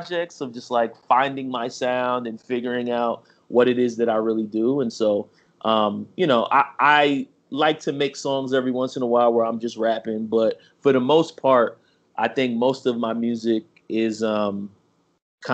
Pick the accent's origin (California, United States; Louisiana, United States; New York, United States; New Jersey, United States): New York, United States; Mount Vernon; moved away as an adult; now in Washington, D.C. area, United States; I'm originally from Mount Vernon, New York